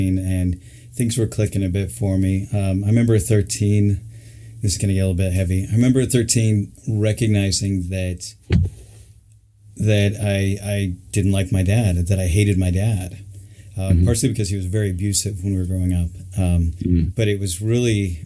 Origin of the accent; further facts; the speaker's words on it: Salt Lake City, Utah, United States; I grew up in Salt Lake